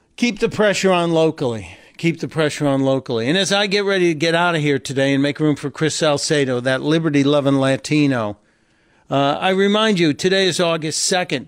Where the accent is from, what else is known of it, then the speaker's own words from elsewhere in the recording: Northern Ireland, United Kingdom; now in United States; coming from Northern Ireland, you have the choice of being uh, Irish or both